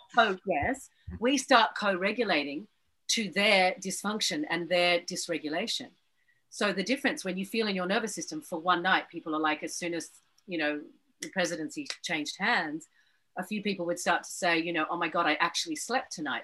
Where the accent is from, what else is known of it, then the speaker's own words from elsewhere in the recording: Australia; I'm going to be treated like an American actor, not as an Australian